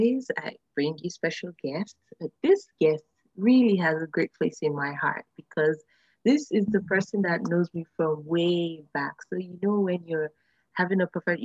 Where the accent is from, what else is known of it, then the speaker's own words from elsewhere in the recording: Nigeria; I'm originally from Nigeria